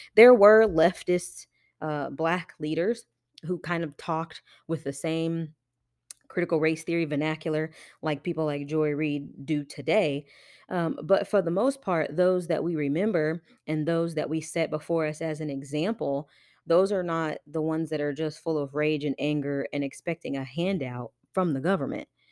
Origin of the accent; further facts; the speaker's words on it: Johnson County, Kansas, United States; also born or lived in Wyandotte County, Kansas; I grew up in Johnson County, and this is in Kansas